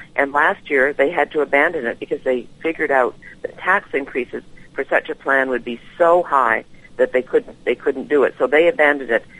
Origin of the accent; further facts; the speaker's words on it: Vancouver, British Columbia, Canada; I was born in, in Vancouver, uh, British Columbia